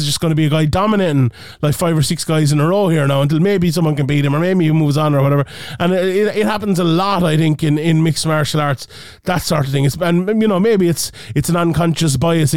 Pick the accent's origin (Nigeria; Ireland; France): Ireland; we're Irish